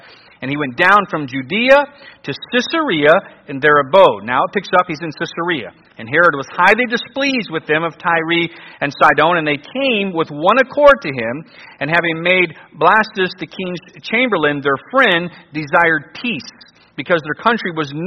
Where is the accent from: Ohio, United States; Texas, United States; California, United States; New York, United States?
Ohio, United States; Cleveland; I grew up in the Cleveland, Ohio area